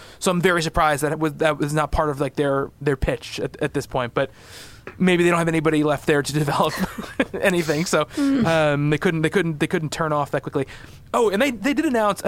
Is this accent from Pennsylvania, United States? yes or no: no; New York, United States; I'm from New York